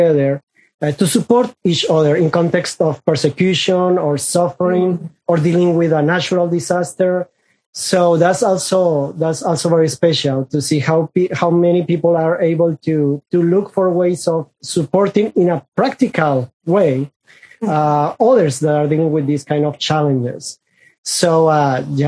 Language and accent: English; Colombia; first language Spanish; English is a second language; I am from Colombia, South America.